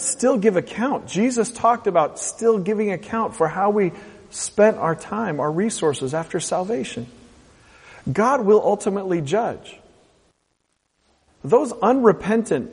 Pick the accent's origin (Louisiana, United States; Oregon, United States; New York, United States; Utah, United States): Oregon, United States; Portland; the people that I grew up with in Portland, Oregon